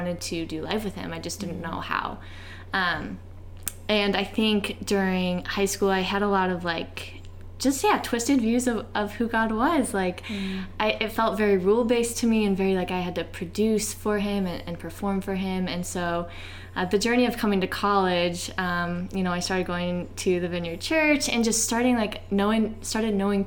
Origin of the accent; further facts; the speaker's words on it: Ohio, United States; moved away as an adult; I grew up in Ohio my entire life until I went to college